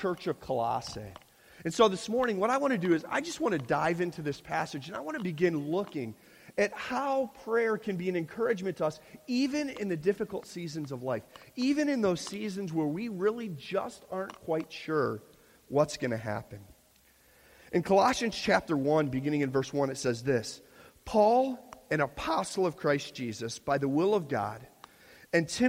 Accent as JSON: {"language": "English", "town": "Chicago", "region": "Illinois", "country": "United States", "moved": "as an adult", "lives_now": "Pennsylvania, United States", "said": "we're from the Midwest. We're from Chicago"}